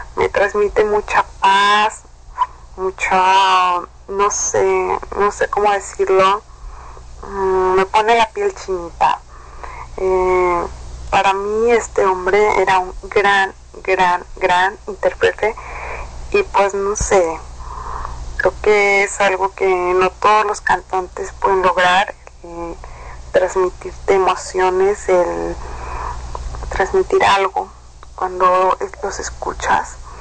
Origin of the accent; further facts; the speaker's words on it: Veracruz, Mexico; now in Apodaca, Mexico; soy orgullosamente veracruzana, pero actualmente vivo en Apodaca, Nuevo León, México